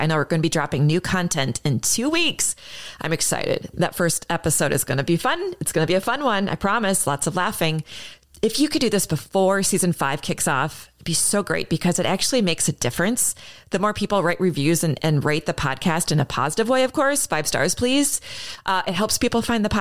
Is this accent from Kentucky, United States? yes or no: no; St. Paul, Minnesota, United States; my hometown of St. Paul